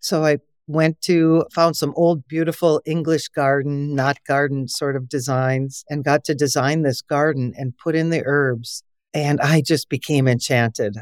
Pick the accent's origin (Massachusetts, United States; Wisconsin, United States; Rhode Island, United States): Wisconsin, United States; my background is I'm from Wisconsin